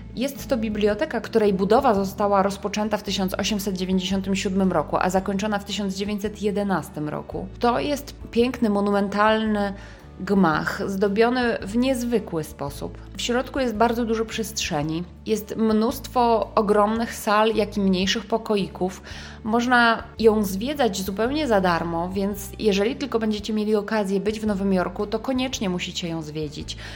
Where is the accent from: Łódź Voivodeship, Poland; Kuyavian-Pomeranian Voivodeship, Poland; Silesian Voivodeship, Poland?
Łódź Voivodeship, Poland; Łódź; łódzki akcent, e, czyli z mojego rodzinnego miasta